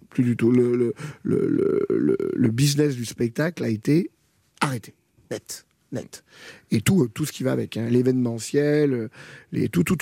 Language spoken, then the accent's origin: French; France; Et, puis finalement, je suis jamais allé travailler là-bas parce que je suis français.